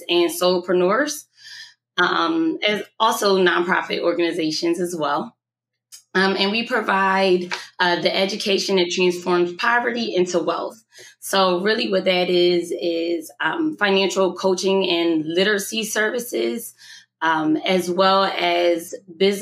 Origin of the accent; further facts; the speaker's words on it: Camden, New Jersey, United States; I'm from Camden, New Jersey